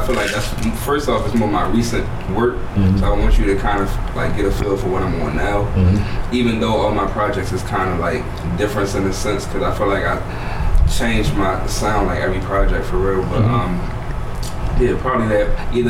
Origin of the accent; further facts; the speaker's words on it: Baltimore, Maryland, United States; Yes, I'm from Baltimore.